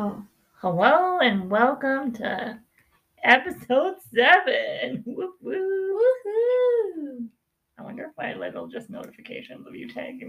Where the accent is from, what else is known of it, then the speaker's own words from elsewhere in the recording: High River, Alberta, Canada; I'm from High River